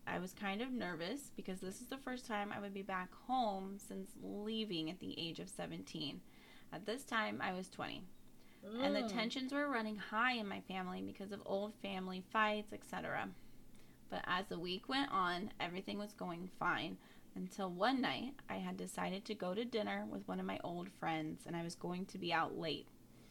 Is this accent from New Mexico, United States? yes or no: yes; New Mexico, United States; I was born and raised in New Mexico on a small Native reservation about 15 minutes from south of Albuquerque. And being Native American and living on the reservation